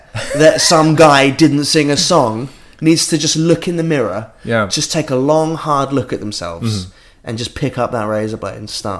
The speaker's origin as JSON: {"language": "English", "region": "England", "country": "United Kingdom", "said": "I love this country. Right? Yeah. I love being English."}